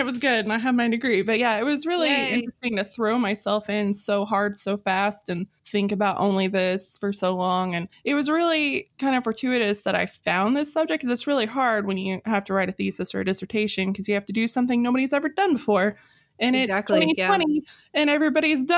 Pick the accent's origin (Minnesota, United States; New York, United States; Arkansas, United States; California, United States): Arkansas, United States; I'm from Arkansas and I have a psychology degree from Arkansas